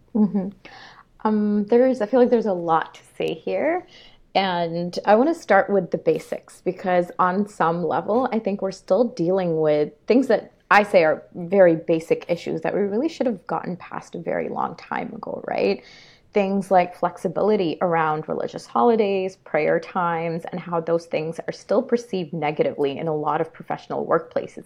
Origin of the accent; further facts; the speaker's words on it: Karachi, Sindh, Pakistan; now in Canada; I was born and raised, initially raised in Karachi, Pakistan, and then following that, my family moved